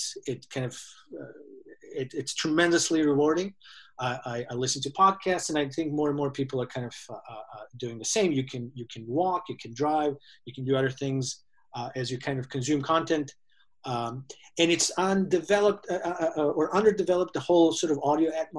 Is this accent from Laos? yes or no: no; Serbia; moved away as an adult; also born or lived in San Francisco; I am originally from Serbia. I came to San Francisco to do my MBA back in 2002